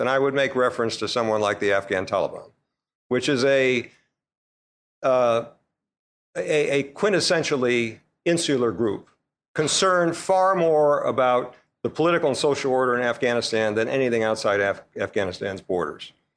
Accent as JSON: {"language": "English", "country": "United States", "said": "we Americans"}